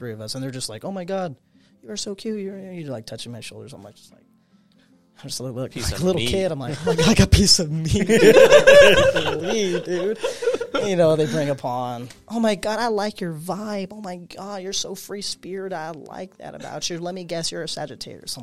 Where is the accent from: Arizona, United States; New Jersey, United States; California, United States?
Arizona, United States; Phoenix; I'm from Phoenix.